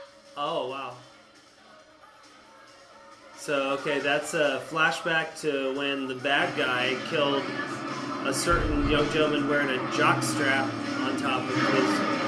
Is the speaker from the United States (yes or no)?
yes; the South, United States; I told you I'm from the South.